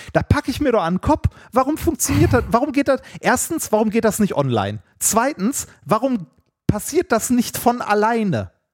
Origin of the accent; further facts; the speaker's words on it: Essen, North Rhine-Westphalia, Germany; Ich bin in Essen-Altendorf groß geworden